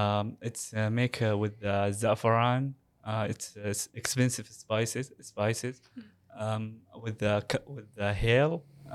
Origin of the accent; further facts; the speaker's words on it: Saudi Arabia; moved away; I am from Saudi Arabia.